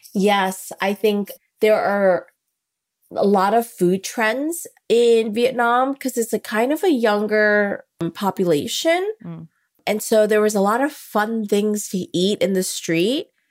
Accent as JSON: {"language": "English", "town": "New Orleans", "region": "Louisiana", "country": "United States", "said": "I come from New Orleans"}